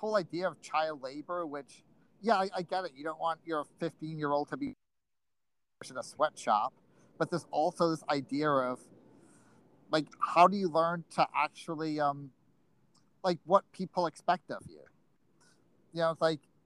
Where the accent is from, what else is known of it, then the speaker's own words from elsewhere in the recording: Rhode Island, United States; growing up in Rhode Island, our local serial killer was Craig Price